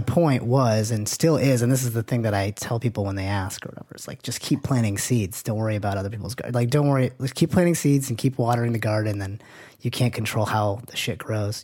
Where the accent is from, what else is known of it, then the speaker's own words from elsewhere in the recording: Manchester, New Hampshire, United States; this is in Manchester, New Hampshire. I'm from New Hampshire